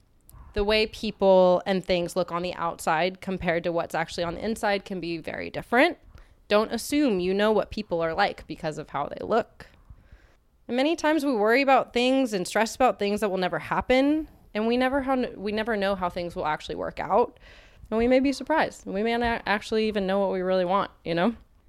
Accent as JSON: {"language": "English", "region": "Texas", "country": "United States", "tie": "born or raised there", "said": "I grew up in Texas"}